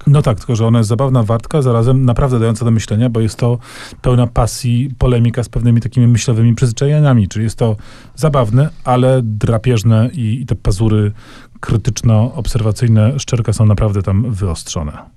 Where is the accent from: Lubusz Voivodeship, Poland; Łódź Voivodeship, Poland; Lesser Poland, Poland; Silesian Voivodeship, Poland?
Lesser Poland, Poland; Kraków; Ja ja z kolei pochodzę z Krakowa